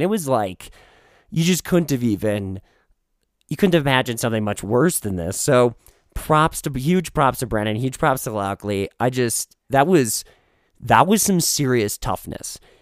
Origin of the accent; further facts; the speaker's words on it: Minnesota, United States; now in Colorado, United States; The Midwest, Minnesota, my hometown